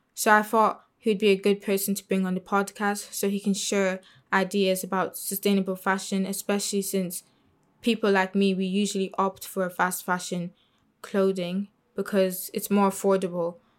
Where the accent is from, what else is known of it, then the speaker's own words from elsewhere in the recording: Ireland; also born or lived in Congo; I was born in Ireland, but I'm from Congo.